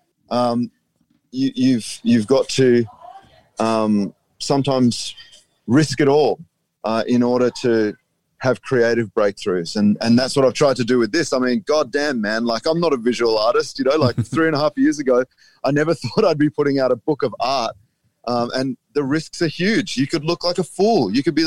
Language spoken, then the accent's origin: English; Australia; I'm just an Australian poet